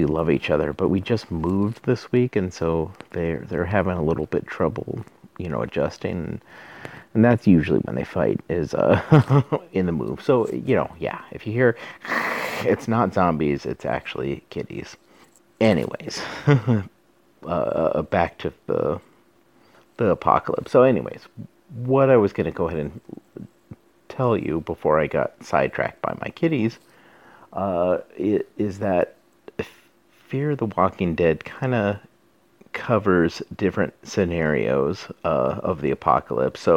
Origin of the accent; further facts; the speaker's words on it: Southwest, United States; I'm from the Southwest